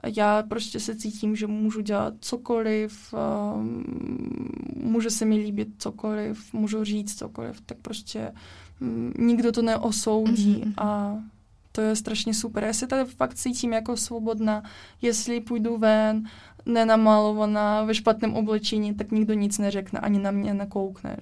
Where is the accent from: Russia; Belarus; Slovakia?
Russia; Czech is a second language; now in Liberec, Czech Republic; jsem z Ruska